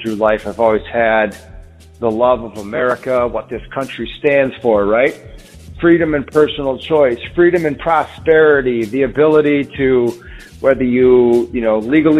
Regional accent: West Michigan, United States; also born or lived in West Virginia; I was born in West Virginia. And my parents grew up down in that area, West Virginia, Ohio, and they moved up here when I was 5 years old. I've been a Michigan resident for, like I said, 35 of my 40 years living in the West Michigan area.

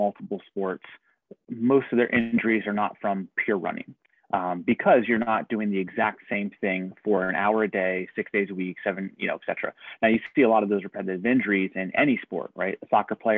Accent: Harrisburg, Pennsylvania, United States; also born or lived in Pittsburgh; I grew up in the Harrisburg area, went to Central Dauphin East

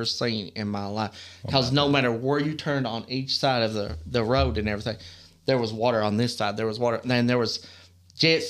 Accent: Kentucky, United States; I'm from Kentucky

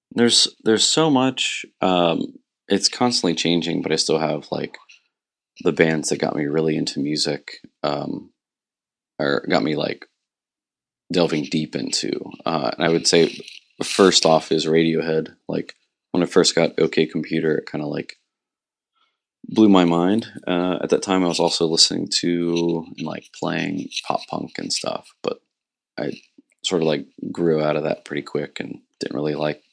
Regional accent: Martins Ferry, Ohio, United States; moved away as an adult; now in Morgantown, United States; I'm actually from Martins Ferry, Ohio, which is about an hour and a half from here. I was born there, raised there, and I just moved to Morgantown 12 years ago

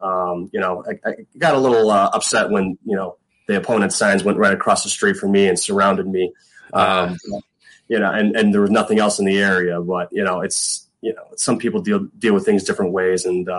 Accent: Chicago, Illinois, United States; moved away as an adult; also born or lived in Iowa / Nebraska; I'm a Southsider, you know, born and raised Southsider.

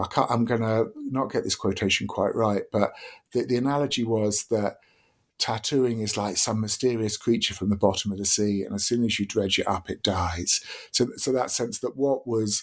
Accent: Deal, South East England, United Kingdom; growing up in Deal in Kent

